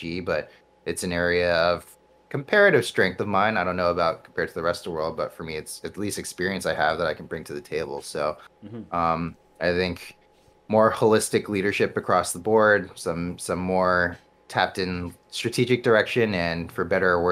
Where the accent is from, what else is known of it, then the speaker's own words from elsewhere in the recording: New York City, New York, United States; I grew up in New York City. Like, I was there from birth through college